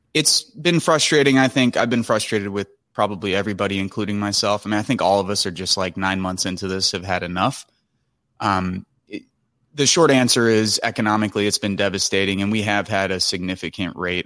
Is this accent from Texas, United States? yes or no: no; Michigan City, Indiana, United States; also born or lived in Chicago, Illinois / Chesterton, Indiana; I grew up in Rust Belt towns like the south side of Chicago, Chesterton, Indiana, Michigan City, Indiana